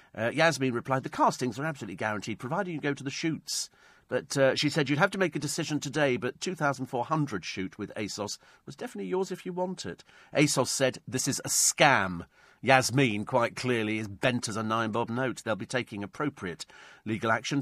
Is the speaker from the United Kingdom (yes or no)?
yes; England, United Kingdom; we come from England